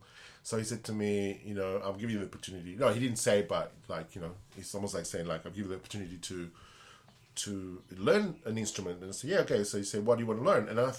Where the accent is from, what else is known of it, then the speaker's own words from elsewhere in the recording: Argentina; born there; also born or lived in Spain; I've been influenced a lot by rock and roll and Latin music because I was born in Argentina and lived in Spain.